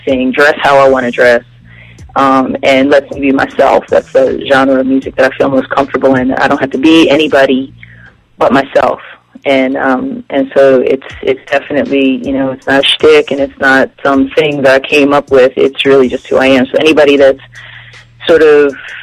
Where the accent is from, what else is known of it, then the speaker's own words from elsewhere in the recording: Trenton, New Jersey, United States; moved away as an adult; also born or lived in Philadelphia, Pennsylvania; now in Atlanta, United States; I grew up in New Jersey